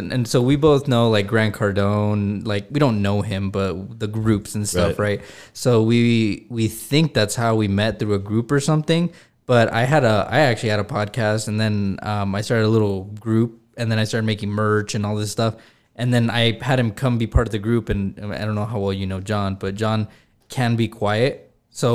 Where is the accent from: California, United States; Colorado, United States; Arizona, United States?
California, United States; now in El Paso, United States; I'm from California originally